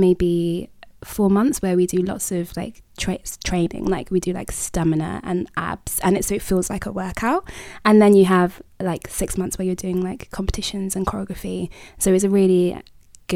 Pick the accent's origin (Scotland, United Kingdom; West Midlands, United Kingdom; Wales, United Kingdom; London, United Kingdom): London, United Kingdom; I'm from London, East London to be exact